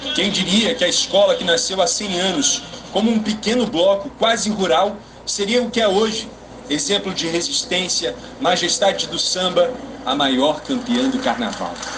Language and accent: Portuguese; Rio de Janeiro, Brazil; nós que somos cariocas